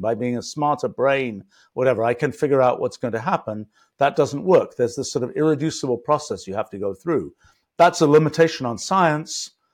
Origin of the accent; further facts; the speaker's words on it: England, United Kingdom; I was graduating from English elementary school